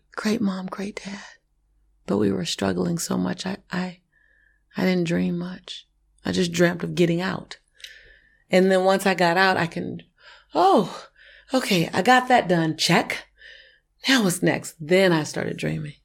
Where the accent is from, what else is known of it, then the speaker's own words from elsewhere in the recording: Los Angeles, California, United States; I was born and raised in Hollywood